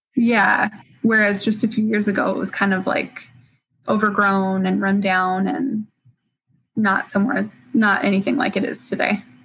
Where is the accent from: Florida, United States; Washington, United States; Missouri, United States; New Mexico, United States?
Washington, United States; Spokane; also born or lived in California; I grew up in Spokane, and then as soon as I graduated high school, I moved to California for college